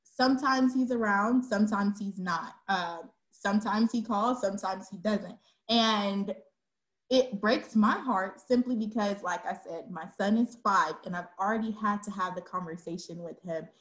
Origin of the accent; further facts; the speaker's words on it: Dallas, Texas, United States; also born or lived in Georgia; I'm a Dallas, te- Texas native. I was born in Georgia, but I've been here since I was three. So this is home.